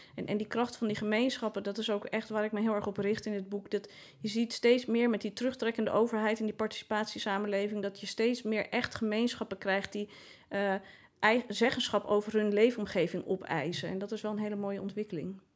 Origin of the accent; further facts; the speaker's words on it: Amsterdam, North Holland, Netherlands; als Amsterdammer